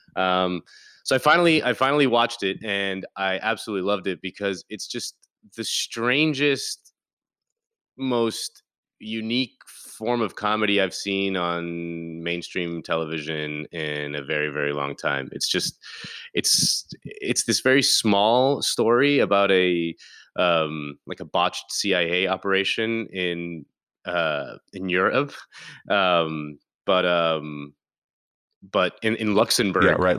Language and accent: English; Key Biscayne, Florida, United States; I grew up on Key Biscayne